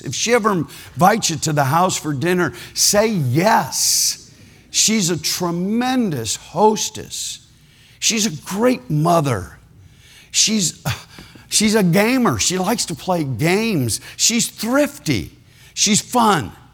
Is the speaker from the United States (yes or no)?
yes; Ohio, United States; I was born in Ohio